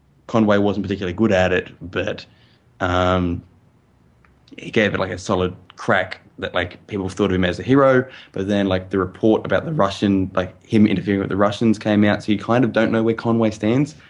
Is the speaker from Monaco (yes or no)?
no; Australia; As an Australian